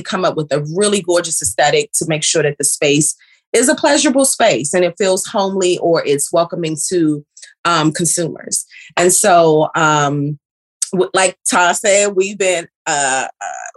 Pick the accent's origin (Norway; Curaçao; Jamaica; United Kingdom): Jamaica; Kingston; now in Maryland, United States; I am born and raised in Kingston, Jamaica. I reside here in the DMV area